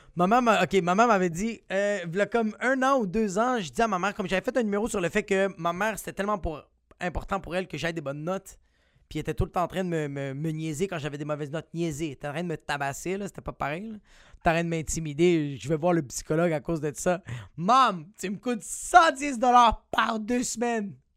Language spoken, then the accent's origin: French; Montreal, Quebec, Canada; moi je viens de Montréal